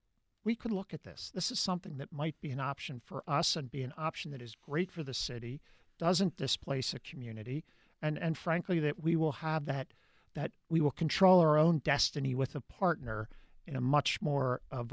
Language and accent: English; Drexel Hill, Pennsylvania, United States; also born or lived in Ocean City / Havertown; I was born in Drexel Hill. {S4} Oh, {S13} I'm a Drexel Hill guy. My father passed away when we were young. My mother moved us to Ocean City. I'm a Havertown guy now.